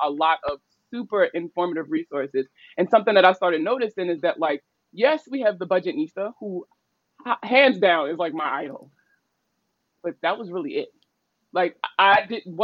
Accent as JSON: {"language": "English", "town": "Baltimore", "region": "Maryland", "country": "United States", "said": "I'm from Baltimore"}